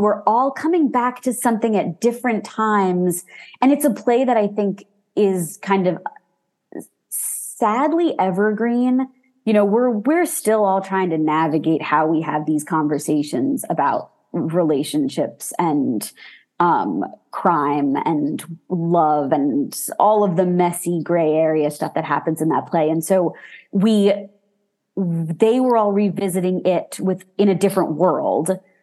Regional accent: New York City, New York, United States; I grew up in Manhattan, like two subway stops away from Broadway.

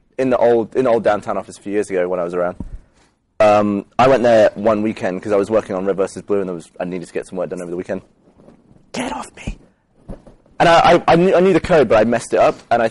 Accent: England, United Kingdom; moved away as an adult; now in United States; I'm some dude from England.

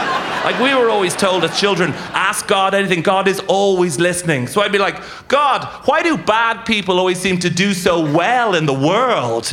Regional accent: Dublin, Leinster, Ireland; I'm from Dublin City.

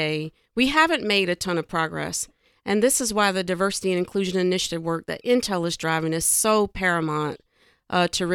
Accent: near Myrtle Beach, South Carolina, United States; I grew up in the Carolinas in a tiny little dirt road town near Myrtle Beach.

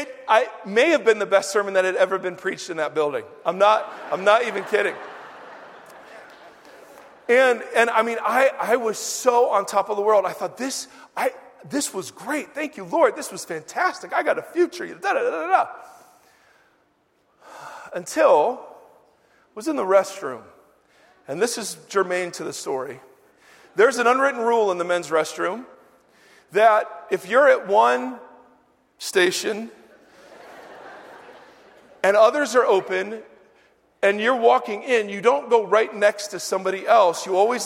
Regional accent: Ohio, United States; I came out from Ohio.

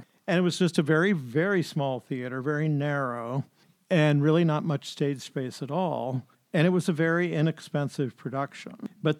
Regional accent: Ohio, United States; moved away; I was from Ohio

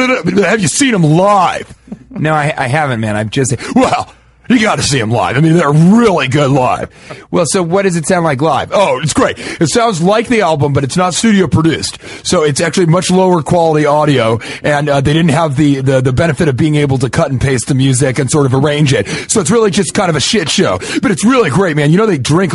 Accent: Denver, Colorado, United States; I'm from Denver.

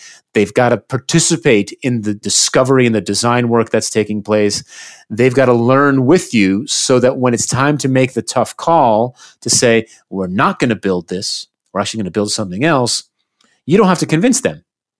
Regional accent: United States; I grew up in the United States, and sadly, especially today, humility is in short supply in the United States.

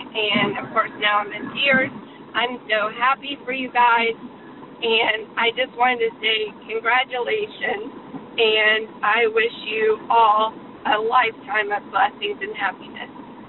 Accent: Atlanta, Georgia, United States; now in Pennsylvania, United States; Hey, Callie and Jeff, it's …. I'm from Atlanta, but live in Pennsylvania now.

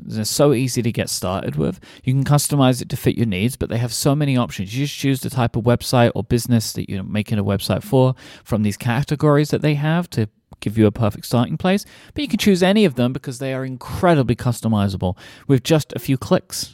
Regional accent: England, United Kingdom; I'm from England

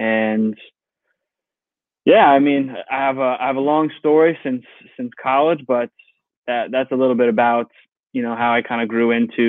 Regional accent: Monroe, New York, United States; I'm from Monroe, New York.

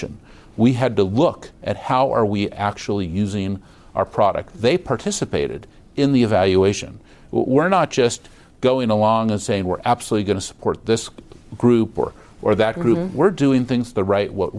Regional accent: San Francisco, California, United States; I was born on Divisadero Street.

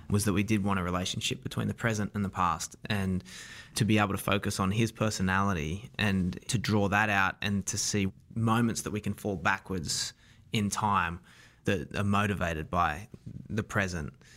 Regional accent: Wollongong, New South Wales, Australia; accent: Australian; moved away as an adult; also born or lived in New York; I'm from a town called Wollongong, south of Sydney, about an hour and a half south of Sydney

